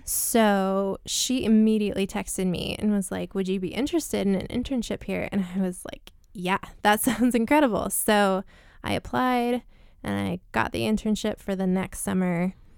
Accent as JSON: {"language": "English", "town": "Layton", "region": "Utah", "country": "United States", "tie": "born or raised there", "said": "I grew up, I was born and raised in Layton"}